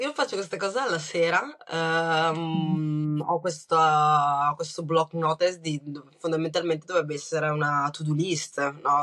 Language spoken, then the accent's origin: Italian; Brescia, Lombardy, Italy; born or raised there; accent: Bresciano; also born or lived in Rwanda